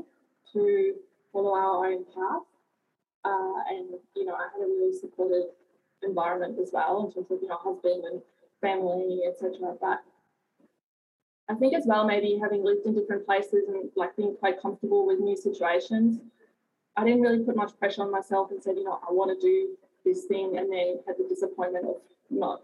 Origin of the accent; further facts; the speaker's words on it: Germany; now in Bulli, Australia; I grew up in Germany, and I lived on four continents.